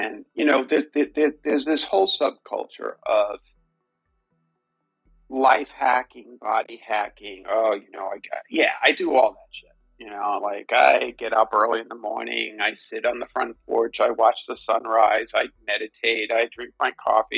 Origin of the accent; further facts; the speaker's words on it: New York City, New York, United States; I'm from Brooklyn and I grew up a Yankees fan.